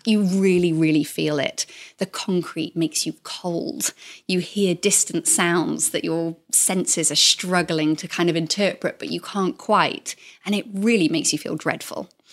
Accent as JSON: {"language": "English", "region": "South Wales", "country": "United Kingdom", "tie": "born or raised there", "moved": "as an adult", "said": "I grew up in South Wales, in the same house my whole life till I went off to university"}